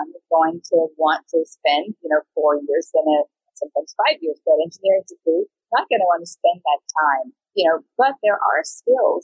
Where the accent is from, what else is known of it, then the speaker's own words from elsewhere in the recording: United States; I grew up in the United States